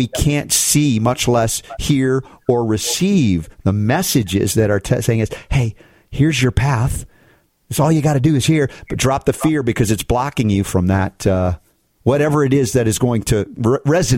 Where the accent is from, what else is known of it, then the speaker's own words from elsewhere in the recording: United States; growing up in America